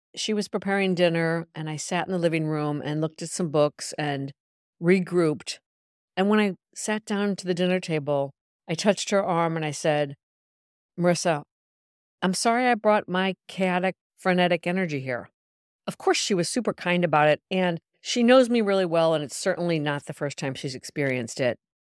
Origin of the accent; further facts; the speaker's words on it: Milan, Lombardy, Italy; moved away as an adult; now in New York, United States; Milan, Italy, my hometown of almost twenty years